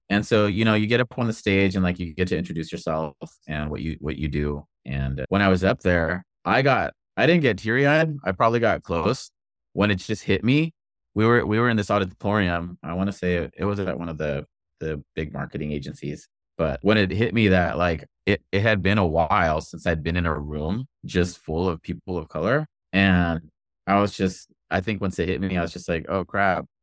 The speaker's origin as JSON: {"language": "English", "town": "Inglewood", "region": "California", "country": "United States", "tie": "born or raised there", "moved": "yes", "lives_now": "Portland, United States", "said": "I grew up, my hometown is Inglewood, California"}